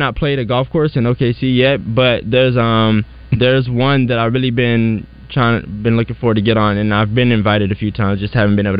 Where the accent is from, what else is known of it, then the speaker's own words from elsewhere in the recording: Fort Smith, Arkansas, United States; I'm from Fort Smith, Arkansas, which is 45 minutes from my college town.